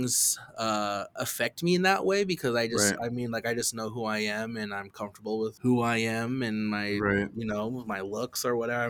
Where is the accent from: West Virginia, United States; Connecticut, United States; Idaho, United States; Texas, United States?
Idaho, United States; Nez Perce; I'm Nimiipuu, I'm Nez Perce